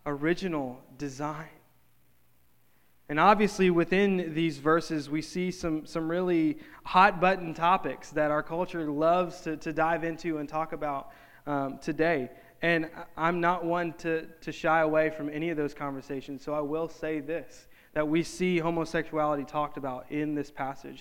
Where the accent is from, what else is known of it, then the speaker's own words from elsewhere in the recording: North Louisiana, United States; in my hometown, in North Louisiana